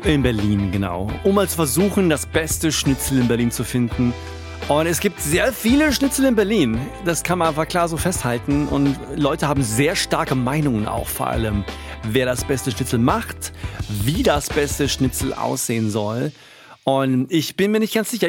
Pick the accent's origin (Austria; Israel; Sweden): Sweden; moved away; ich als Schwede